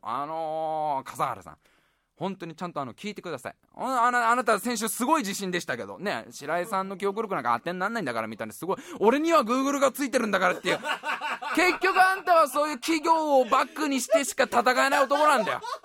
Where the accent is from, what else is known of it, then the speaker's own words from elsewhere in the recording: Tokorozawa, Saitama, Japan; moved away; 所沢は所沢でも俺が住んでいたのは新所沢っていうね